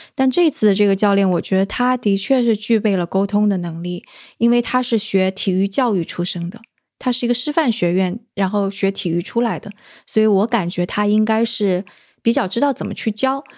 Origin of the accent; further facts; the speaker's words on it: southern Jiangsu, China; 我是江苏人嘛，而且是那个，呃，江苏南部的人